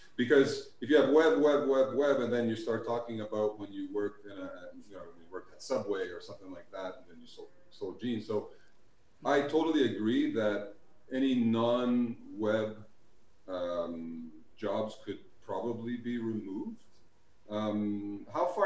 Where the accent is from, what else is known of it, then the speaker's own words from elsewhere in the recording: Montreal, Quebec, Canada; For us in Montreal